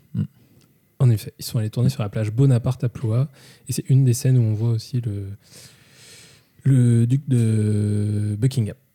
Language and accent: French; Brittany, France; chez les Retourneurs, on est, on est des Bretons on l'affirme, on est, on est des purs sang